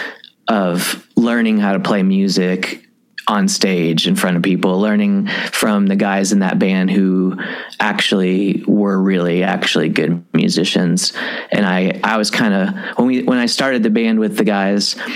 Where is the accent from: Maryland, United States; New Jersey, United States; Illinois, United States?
Illinois, United States; Southern; moved away as an adult; also born or lived in Lake County, Indiana / Kentucky; Whenever I was younger, like 5 or 6, we moved to outside of St. Louis, like an hour in Southern Illinois. And when I was 18, I moved to Kentucky